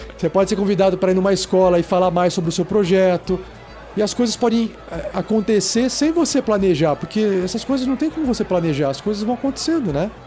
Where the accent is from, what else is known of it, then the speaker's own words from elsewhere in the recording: São Paulo, Brazil; now in Curitiba, Brazil; Eu mesmo não sou de Curitiba, sou de São Paulo